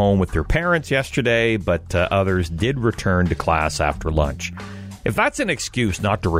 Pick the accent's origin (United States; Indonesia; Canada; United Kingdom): Canada; Belleville, Ontario; When I was a kid growing up in Belleville